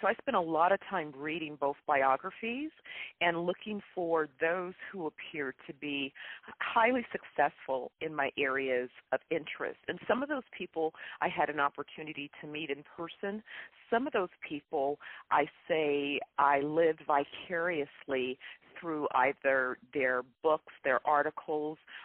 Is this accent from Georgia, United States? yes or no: no; Bay Area, California, United States; I'm from the Bay Area